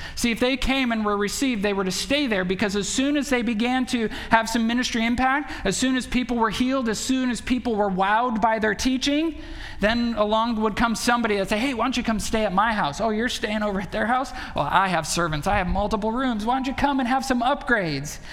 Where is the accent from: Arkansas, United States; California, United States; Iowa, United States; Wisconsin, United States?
Wisconsin, United States; Belmont; moved away; we went back to, to Belmont